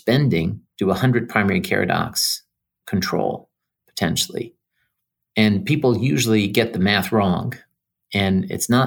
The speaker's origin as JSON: {"language": "English", "country": "Iran", "tie": "born or raised there", "also_born_or_lived": "New York City", "moved": "yes", "said": "I grew up in Iran"}